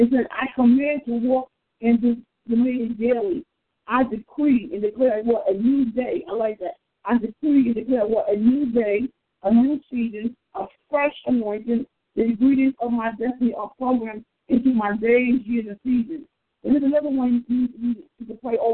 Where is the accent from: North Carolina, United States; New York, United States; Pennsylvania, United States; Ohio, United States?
New York, United States; New York City; We grew up together in Queens, New York.